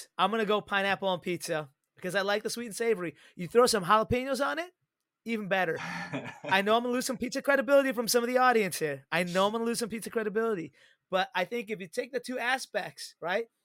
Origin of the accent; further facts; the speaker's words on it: Chicago, Illinois, United States; my hometown Chicago Cubbies